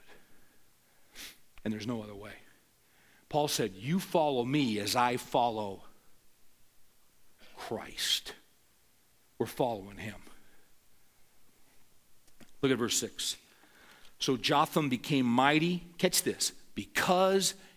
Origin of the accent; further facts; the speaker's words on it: Bakersfield, California, United States; I grew up in the San Joaquin Valley of California, Bakersfield